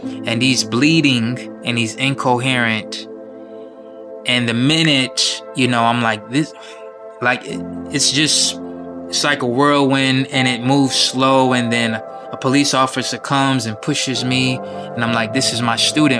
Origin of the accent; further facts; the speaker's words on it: Wyandanch, New York, United States; also born or lived in Wichita, Kansas; But the stationary place, the home base, is New York, Wyandanche, Long Island. That's what I knew was home growing up.